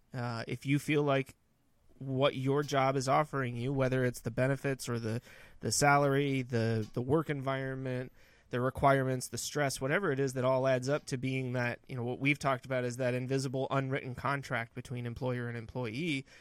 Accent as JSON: {"language": "English", "region": "Northern California", "country": "United States", "tie": "born or raised there", "moved": "yes", "lives_now": "North Carolina, United States", "said": "growing up in Northern California"}